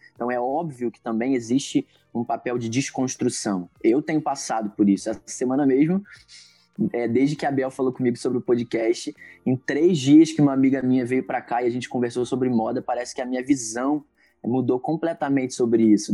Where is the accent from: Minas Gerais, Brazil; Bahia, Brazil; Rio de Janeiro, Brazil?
Rio de Janeiro, Brazil; Niterói; tenho 26 anos, sou daqui de Niterói, do Rio de Janeiro